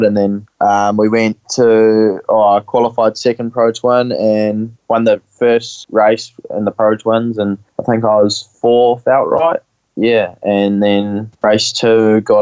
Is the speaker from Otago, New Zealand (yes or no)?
no; Hamilton, Waikato, New Zealand; I'm from Hamilton, New Zealand.